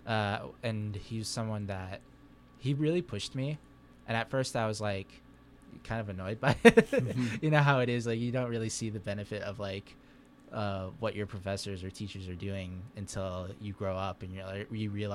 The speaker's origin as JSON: {"language": "English", "country": "Saudi Arabia", "tie": "born or raised there", "moved": "yes", "lives_now": "Spokane, United States", "said": "I was raised in Saudi Arabia. I'm a resident now here in Spokane"}